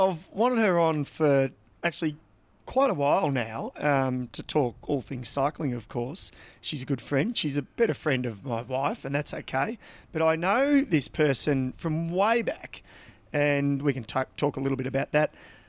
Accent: Victoria, Australia; we grew up in Country Vic, and then we both sort of, I guess, moved to Melbourne and went overseas

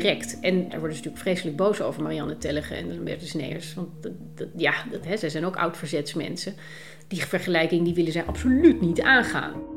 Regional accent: Netherlands; Als Nederlander

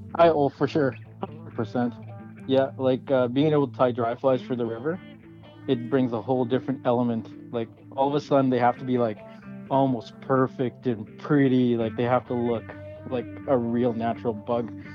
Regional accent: Winnipeg, Manitoba, Canada; also born or lived in British Columbia; now in Kelowna, Canada; I grew up in Winnipeg, so at heart I'm a Jets fan

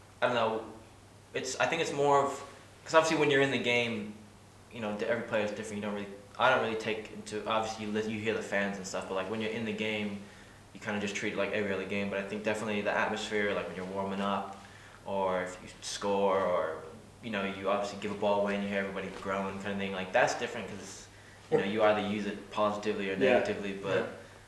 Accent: England, United Kingdom; now in Ireland; growing up in England

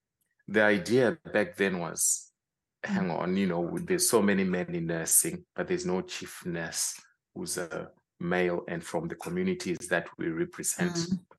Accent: Zimbabwe; moved away as an adult; now in United Kingdom; Originally from Zimbabwe, born and bred, trained as a mental health nurse in the United Kingdom

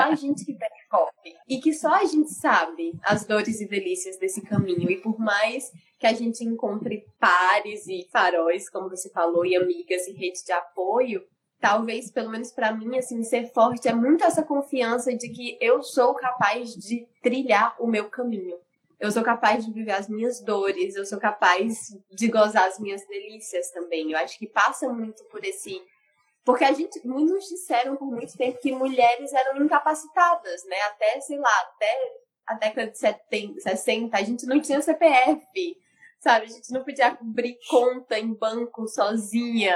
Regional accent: Ceará, Brazil; eu sou cearense

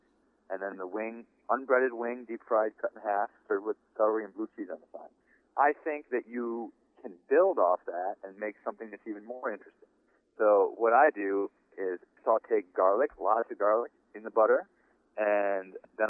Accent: Buffalo, New York, United States; I'm from the Buffalo area where wings were invented 50 years ago.

